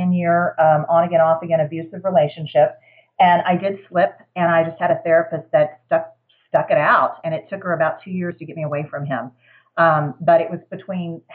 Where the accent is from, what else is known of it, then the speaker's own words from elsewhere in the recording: Houston, Texas, United States; moved away as an adult; now in Denver, United States; I was raised in Houston, Texas